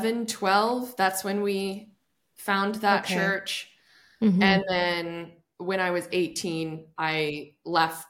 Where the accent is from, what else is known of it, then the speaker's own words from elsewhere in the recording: Bend, Oregon, United States; I was born in Bend, Oregon, and there was a super conservative church that my parents went